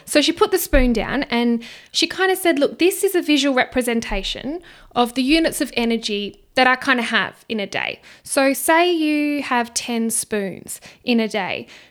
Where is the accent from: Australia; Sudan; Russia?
Australia; Perth, Western Australia; I just come from Perth. I have been here my whole life